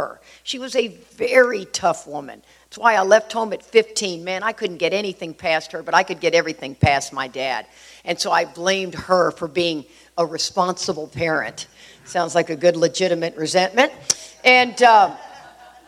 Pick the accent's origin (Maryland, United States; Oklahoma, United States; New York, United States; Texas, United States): Texas, United States; Houston; I grew up in Houston